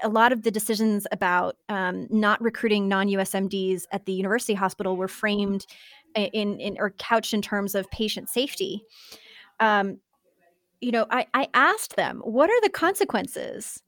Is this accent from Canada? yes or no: yes; Canada; now in United States; both being Canadian